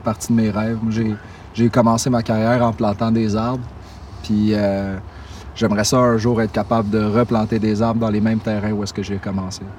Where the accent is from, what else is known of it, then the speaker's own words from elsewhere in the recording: Longueuil, Quebec, Canada; now in Brossard, Canada; je suis né à Longueuil, puis je vis à Brossard